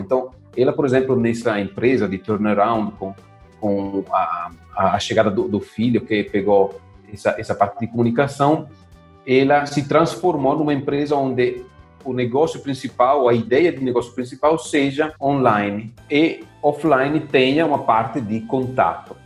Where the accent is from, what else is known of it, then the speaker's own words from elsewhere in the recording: Italy; Portuguese is a second language; moved away as an adult; now in Brazil; eu sou italiano, moro aqui no Brasil há uns 10 anos